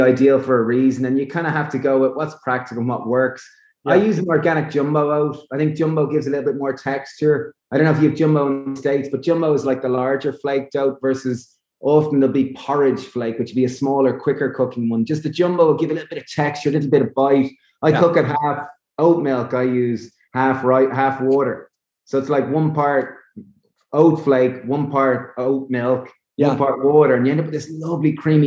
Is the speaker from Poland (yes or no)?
no; Ireland; Being Irish